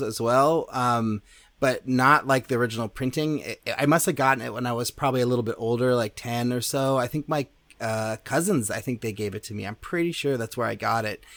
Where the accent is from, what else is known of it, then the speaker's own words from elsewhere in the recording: Berkeley, California, United States; I grew up in Berkeley.